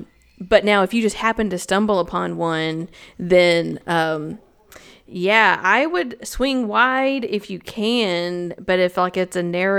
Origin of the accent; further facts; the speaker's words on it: Tennessee, United States; I'm from Tennessee. This is not hiking.